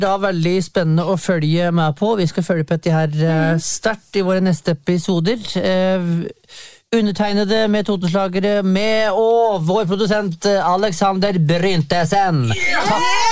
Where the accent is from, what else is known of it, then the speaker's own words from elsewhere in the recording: Valdres, Innlandet, Norway; jeg er sørbo, fra Valdres